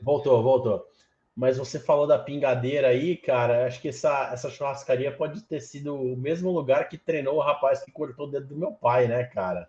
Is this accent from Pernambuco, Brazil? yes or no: no; Santos, São Paulo, Brazil; Eu, eu, eu, sou de Santos